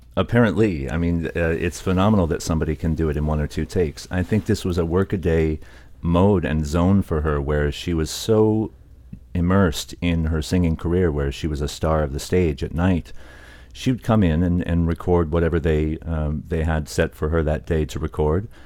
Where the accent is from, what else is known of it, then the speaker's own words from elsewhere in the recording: United States; also born or lived in Oakland, California; now in London, United Kingdom; I'm Iraqi American, and I had spent a lot of time immersing in diaspora shops since I couldn't travel to Iraq